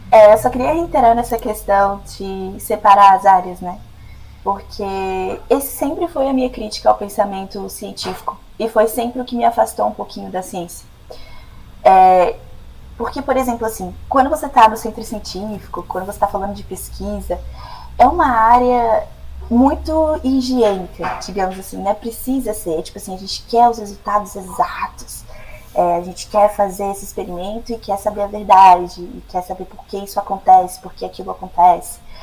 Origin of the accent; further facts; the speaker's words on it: Brasília, Federal District, Brazil; moved away as an adult; now in United States; sou nascida e criada em Brasília, mas meu coração é goiano, minha família também